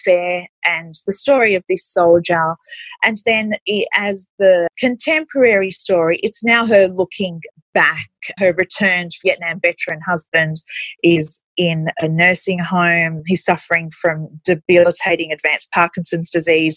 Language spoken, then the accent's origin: English; Australia; also born or lived in Egypt; I migrated to Australia when I was little. So I started school in Australia.